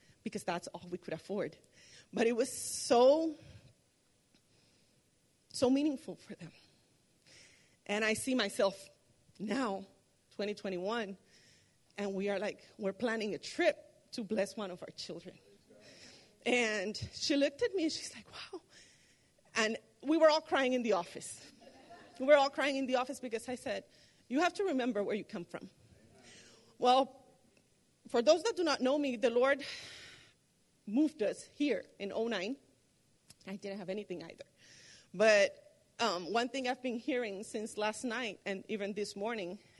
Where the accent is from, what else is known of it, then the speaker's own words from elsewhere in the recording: Puerto Rico; moved away as an adult; also born or lived in Arlington, Texas; now in United States; I came here from Puerto Rico in 07